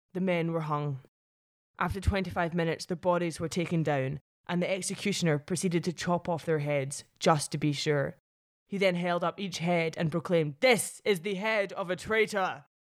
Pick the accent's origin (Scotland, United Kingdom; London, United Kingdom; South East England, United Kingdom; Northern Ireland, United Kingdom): Scotland, United Kingdom; Paisley; my hometown of Paisley